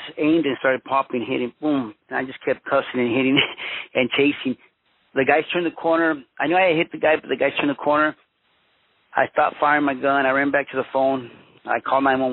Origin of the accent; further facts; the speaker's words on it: Los Angeles, California, United States; also born or lived in Mexico / Huntington Park / Boyle Heights; I was born in Mexico, but I was raised in Los Angeles, California. My parents came to the United States when I was 1 year old.